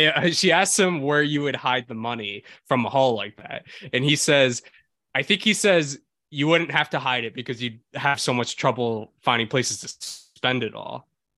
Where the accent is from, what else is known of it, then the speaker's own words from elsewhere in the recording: United States; as an American